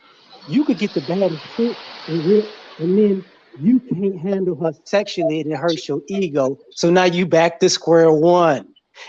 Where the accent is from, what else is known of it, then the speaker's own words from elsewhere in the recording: New Orleans, Louisiana, United States; also born or lived in DMV / Chicago; I grew up in New Orleans, the DMV, and Chicago as a kid, to a teenager, right?